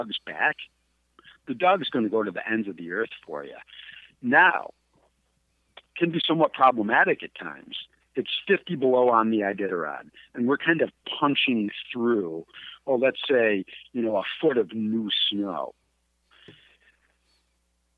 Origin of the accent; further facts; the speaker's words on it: Adirondack Mountains, upstate New York, United States; moved away; I'm from the Adirondack Mountains.